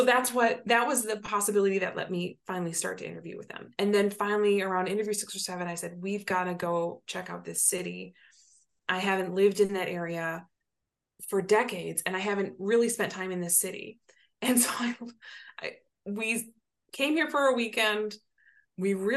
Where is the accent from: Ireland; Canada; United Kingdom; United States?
United States; Southwest Michigan; moved away; also born or lived in Chicago; my hometown in Southwest Michigan